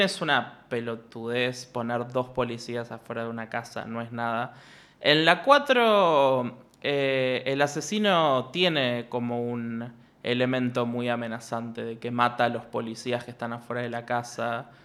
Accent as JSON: {"language": "Spanish", "town": "Ushuaia", "region": "Tierra del Fuego", "country": "Argentina", "moved": "yes", "said": "yo a Ushuaia voy con suerte una vez al año y aún y así entro a una panadería y me dicen, vos sos el hijo de Marcelo"}